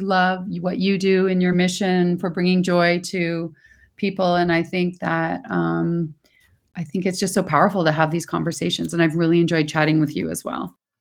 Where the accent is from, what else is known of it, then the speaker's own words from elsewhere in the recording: Toronto, Ontario, Canada; moved away; I'm originally from Toronto